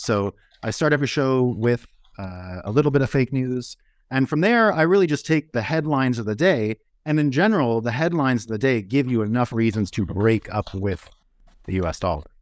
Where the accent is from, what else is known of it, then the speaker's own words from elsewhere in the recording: United States; as an American, as Americans